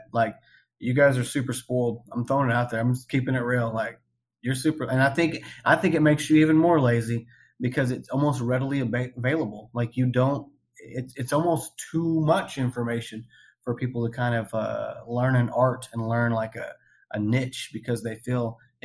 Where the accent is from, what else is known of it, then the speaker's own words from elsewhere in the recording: Oklahoma, United States; I'm born and raised in Oklahoma